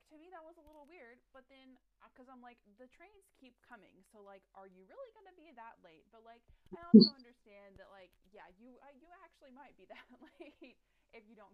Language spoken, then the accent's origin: English; United States; I just embraced the stupid American stereotype while I was overseas